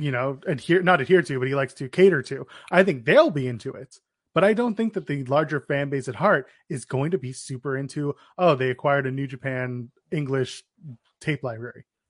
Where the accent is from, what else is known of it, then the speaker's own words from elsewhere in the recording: Canada; we're Canadian